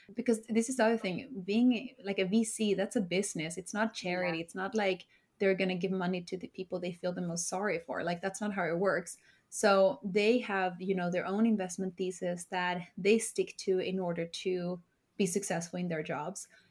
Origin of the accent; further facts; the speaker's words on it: Sweden; moved away as an adult; now in New York, United States; I was born and raised in Sweden